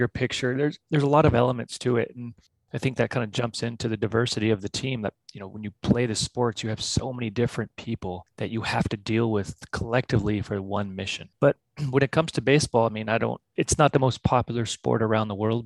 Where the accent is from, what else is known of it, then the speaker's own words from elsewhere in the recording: San Diego, California, United States; moved away as an adult; also born or lived in Switzerland / Australia; I'm originally from California in San Diego. So I was born and raised there, graduated there